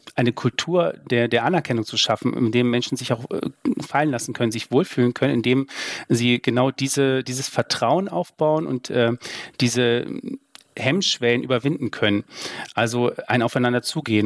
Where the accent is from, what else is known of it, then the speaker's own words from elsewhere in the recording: Saxony, Germany; das weiß ich als Sachse